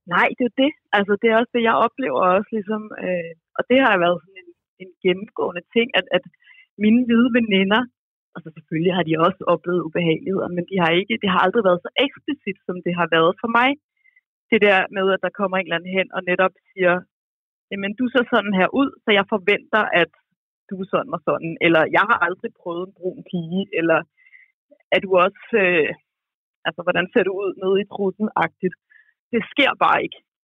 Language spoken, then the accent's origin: Danish; Roskilde, Zealand, Denmark; jeg er fra Roskilde